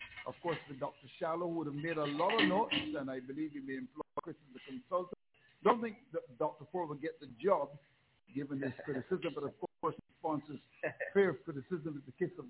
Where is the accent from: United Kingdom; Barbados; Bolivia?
Barbados; I am from Barbados.